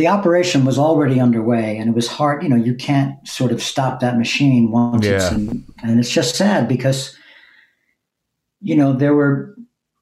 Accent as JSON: {"language": "English", "area": "Long Island", "region": "New York", "country": "United States", "tie": "born or raised there", "also_born_or_lived": "East Village, New York City", "moved": "as an adult", "lives_now": "Brooklyn, United States", "said": "then we moved to Long Island when I was eight. So I spent my real formative years in Long Island"}